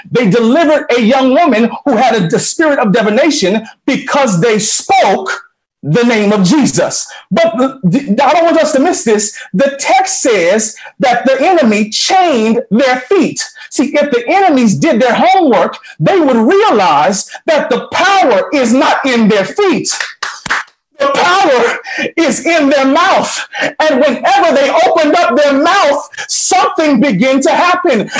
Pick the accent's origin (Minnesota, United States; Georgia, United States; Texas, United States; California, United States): Georgia, United States; Atlanta; I came from Atlanta, which is a big airport, huge city.